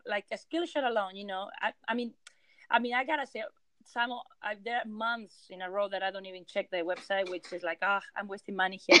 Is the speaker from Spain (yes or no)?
yes; Spain; English is a second language; moved away as an adult; also born or lived in Vienna, Austria; now in United States; I am I am a uh, from Spain, so I, I was born and raised in Spain.